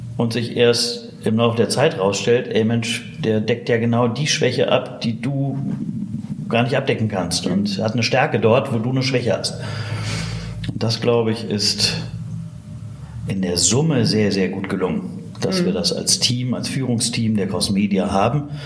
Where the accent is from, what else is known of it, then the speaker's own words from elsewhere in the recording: Witten, North Rhine-Westphalia, Germany; also born or lived in Bochum; bin aus Bochum gebürtig, in Witten aufgewachsen